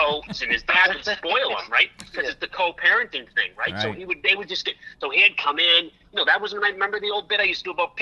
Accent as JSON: {"language": "English", "town": "Portsmouth", "region": "New Hampshire", "country": "United States", "tie": "born or raised there", "also_born_or_lived": "Kittery, Maine / Los Angeles", "moved": "as an adult", "said": "I was born in Portsmouth, which is right on the ocean, right on the water in Portsmouth, New Hampshire"}